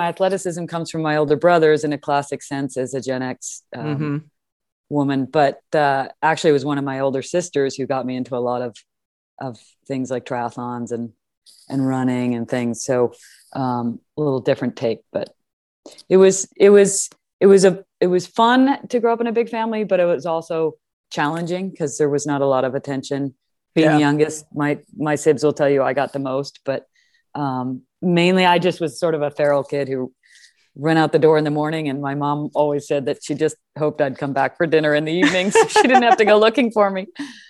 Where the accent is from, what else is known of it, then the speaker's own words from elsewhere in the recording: Madison, Wisconsin, United States; No, I grew up in Madison, Wisconsin.